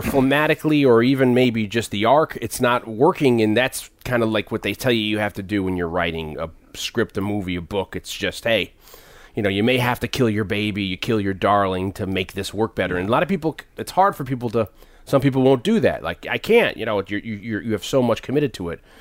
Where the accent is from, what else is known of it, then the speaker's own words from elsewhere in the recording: Connecticut, United States; I'm from Connecticut